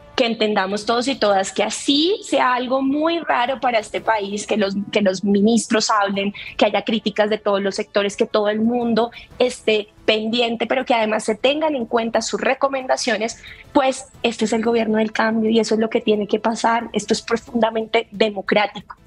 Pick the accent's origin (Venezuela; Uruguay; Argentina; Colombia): Colombia; nos está costando muchísimo más como colombianos